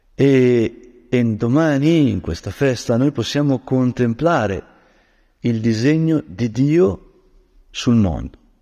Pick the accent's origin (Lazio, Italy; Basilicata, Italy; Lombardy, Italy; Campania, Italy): Lombardy, Italy; Brianza; da Brianzolo